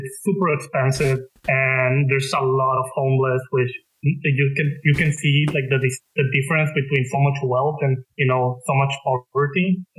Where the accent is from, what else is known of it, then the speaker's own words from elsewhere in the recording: Monterrey, Nuevo León, Mexico; moved away as an adult; also born or lived in Mexico City; now in Dallas, United States; So I'm from Mexico City, but I lived in the north of Mexico most of my life, in Monterrey. And I'm a software engineer. I currently live in Dallas.